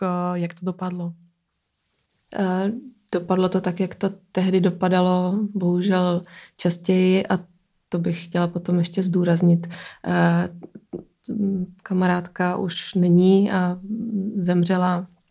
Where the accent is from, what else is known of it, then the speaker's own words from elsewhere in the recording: Brno, South Moravian Region, Czechia; now in Prague, Czechia; já jsem z Brna